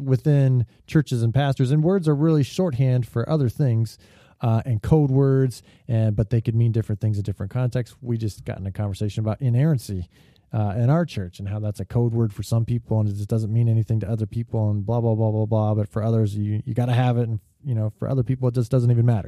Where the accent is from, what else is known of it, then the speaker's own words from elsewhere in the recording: California, United States; as a Californian